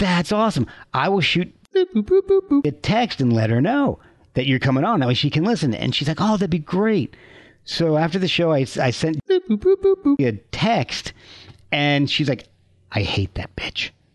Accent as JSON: {"language": "English", "town": "Branchburg", "region": "New Jersey", "country": "United States", "tie": "born or raised there", "also_born_or_lived": "Scotch Plains, New Jersey / Rochester", "moved": "as an adult", "said": "I lived in uh, Branchburg from okay. uh, fourth grade through when I went to Rochester for college"}